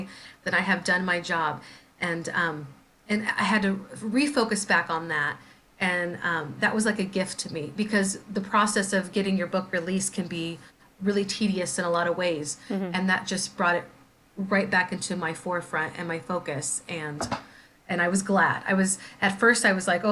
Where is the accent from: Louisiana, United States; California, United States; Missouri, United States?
Missouri, United States; St. Joseph; now in Anchorage, United States; I grew up in St. Joseph, Missouri